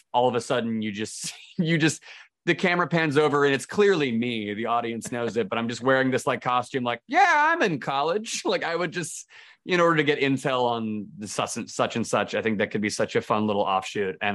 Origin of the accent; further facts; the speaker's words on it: United States; I'm American